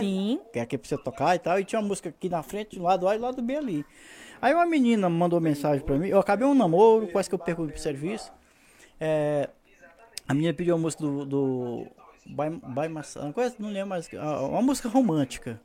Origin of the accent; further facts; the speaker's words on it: Piripiri, Piauí, Brazil; eu sou de Piripiri, Piauí